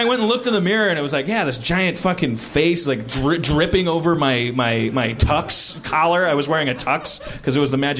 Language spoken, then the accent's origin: English; Wisconsin, United States; now in Los Angeles, United States; I'm from Wisconsin